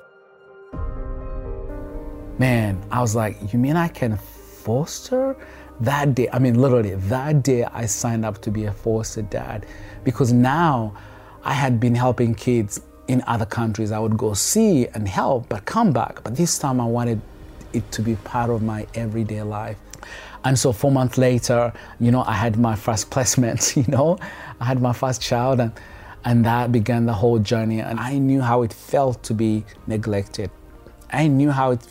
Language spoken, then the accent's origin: English; Kampala, Central Region, Uganda; now in United States; he saw the need of kids on the streets of Kampala but he didn't walk away, but he wanted to do something. And he happened to help one, and that one happened to be me